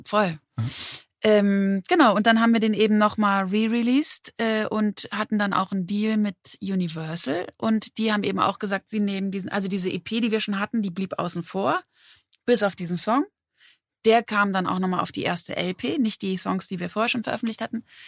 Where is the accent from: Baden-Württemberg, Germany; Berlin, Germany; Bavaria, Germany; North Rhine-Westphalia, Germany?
Berlin, Germany; also born or lived in Mannheim; so bin ich eben mit elf in Berlin gelandet und hier groß geworden. Genau, in Mannheim geboren